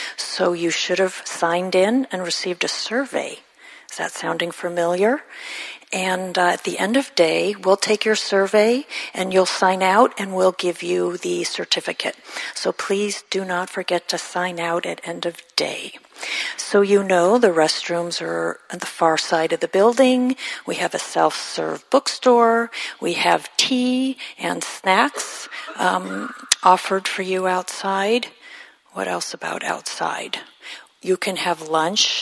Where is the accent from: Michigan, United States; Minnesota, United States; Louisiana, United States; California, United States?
California, United States; Los Angeles; moved away; Los Angeles, my hometown.